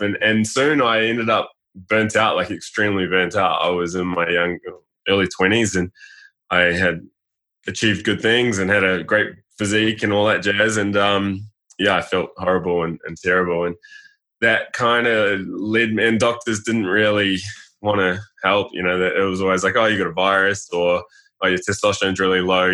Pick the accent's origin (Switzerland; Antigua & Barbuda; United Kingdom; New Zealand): New Zealand; Being a New Zealander, I think every male plays rugby